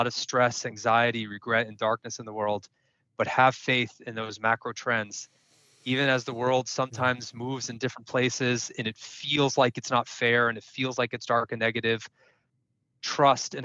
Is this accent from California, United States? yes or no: yes; Silicon Valley, California, United States; also born or lived in Indiana; I was born and raised in Silicon Valley, which I am here today.